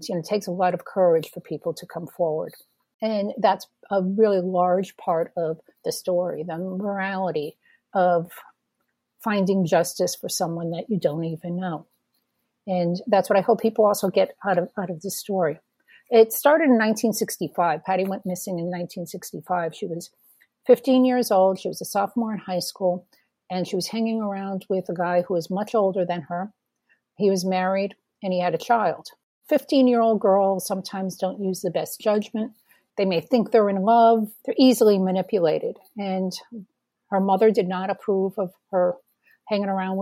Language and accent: English; New England, United States; My background, I'm from New England